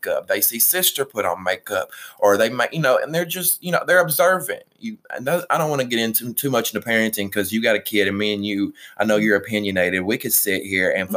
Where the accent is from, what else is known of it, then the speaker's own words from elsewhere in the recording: Alabama, United States; I'm from Alabama